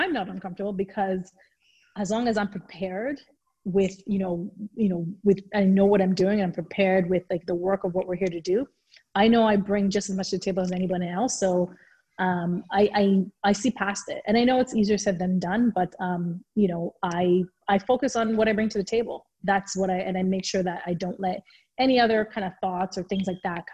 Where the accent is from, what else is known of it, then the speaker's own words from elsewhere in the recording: Nigeria; moved away; growing up in Nigeria